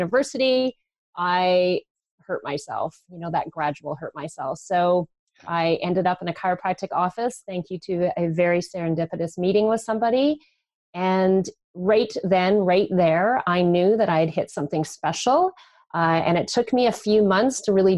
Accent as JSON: {"language": "English", "region": "British Columbia", "country": "Canada", "tie": "born or raised there", "said": "I grew up in British Columbia"}